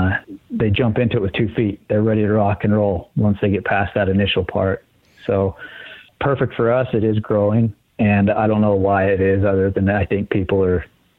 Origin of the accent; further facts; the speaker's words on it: Southeast Idaho, United States; I grew up in Southeast Idaho. I live in Idaho Falls.